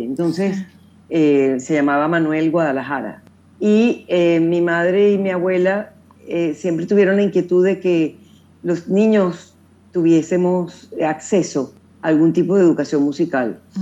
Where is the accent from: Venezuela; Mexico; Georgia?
Venezuela; existieron también otras fundaciones eh, en mi país, la Fundación Vinicio Dames